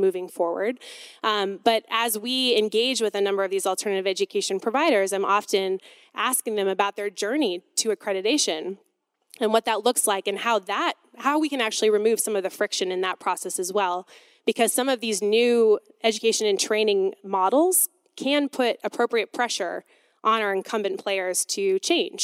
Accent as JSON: {"language": "English", "town": "Detroit", "region": "Michigan", "country": "United States", "said": "I'm from Detroit, Michigan."}